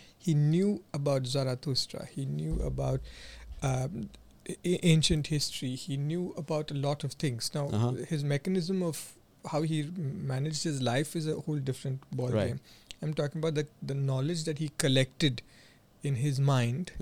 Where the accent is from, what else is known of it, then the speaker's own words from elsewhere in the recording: India; us as Indian men